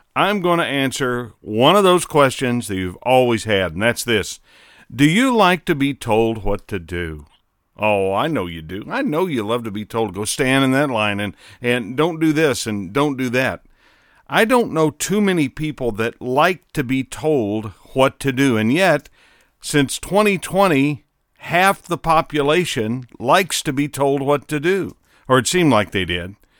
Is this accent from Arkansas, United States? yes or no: no; Southern Indiana, United States; growing up in Southern Indiana